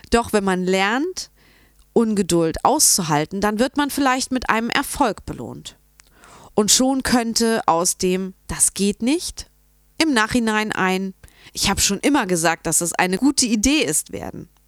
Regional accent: Munich, Bavaria, Germany; ich komme aus München.

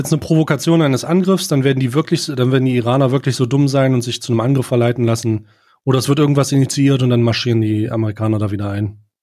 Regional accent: Germany; als Deutscher

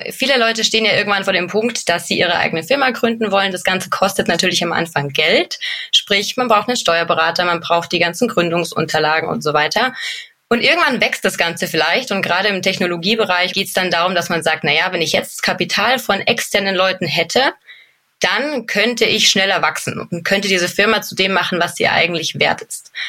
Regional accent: Munich, Bavaria, Germany; Ich komme aus München, also gebürtiges bayerisches Kindle, sage ich gern dazu

